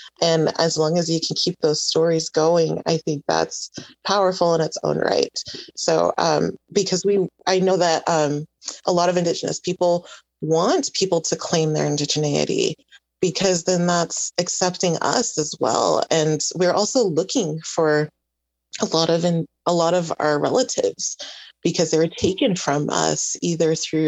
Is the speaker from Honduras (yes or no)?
yes; Honduras; And I mean, I'm indigenous from Honduras.